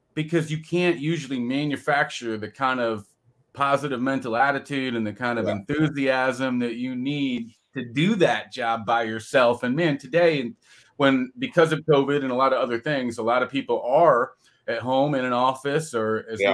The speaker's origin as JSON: {"language": "English", "region": "California", "country": "United States", "tie": "born or raised there", "moved": "yes", "said": "I grew up in California"}